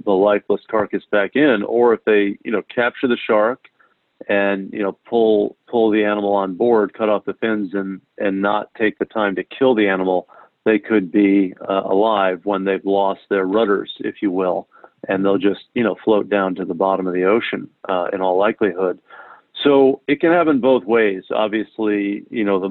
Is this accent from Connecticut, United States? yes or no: yes; New Haven, Connecticut, United States; I grew up in New Haven across Long Island Sound from Long Island